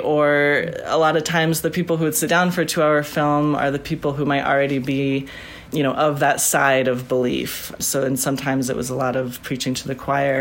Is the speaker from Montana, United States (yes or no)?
yes; Bitterroot Valley, Montana, United States; moved away as an adult; I grew up in the Bitterroot Valley. I'm in western Montana